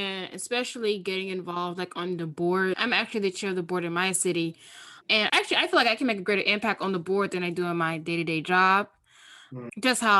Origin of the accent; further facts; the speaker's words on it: the South, United States; now in New York City, United States; growing up in the South, respect to your elders, and then you're like over your elders.